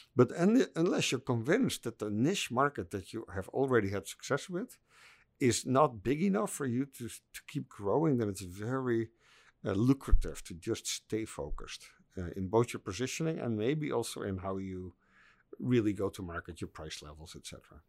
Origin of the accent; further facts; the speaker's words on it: Netherlands; I'm, I'm from the Netherlands